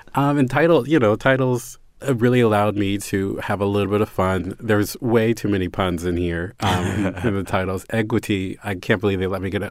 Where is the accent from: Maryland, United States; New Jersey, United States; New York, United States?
Maryland, United States; Baltimore; I'm from Baltimore